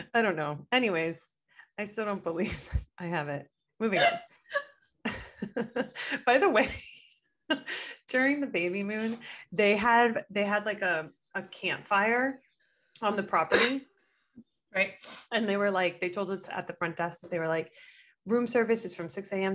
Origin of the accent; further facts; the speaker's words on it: Miami, Florida, United States; now in Los Angeles, United States; growing up in Miami